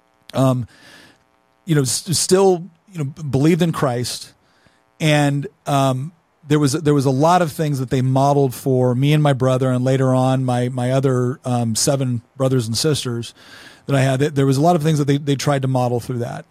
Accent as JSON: {"language": "English", "town": "Chico", "region": "California", "country": "United States", "tie": "born or raised there", "also_born_or_lived": "Los Angeles", "said": "I grew up in Northern California in Chico."}